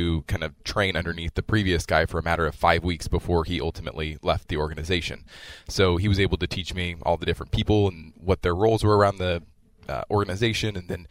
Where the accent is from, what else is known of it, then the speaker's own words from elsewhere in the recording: Kansas City, Missouri, United States; I was born and raised in Kansas City, Missouri